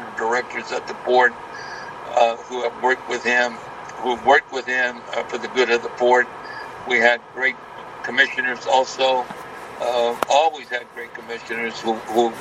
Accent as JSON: {"language": "English", "town": "Brownsville", "region": "Texas", "country": "United States", "tie": "born or raised there", "said": "the city of Brownsville, which is my hometown"}